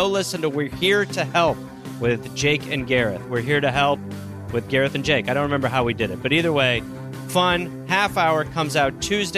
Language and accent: English; England, United Kingdom; I'm English with a Welsh name.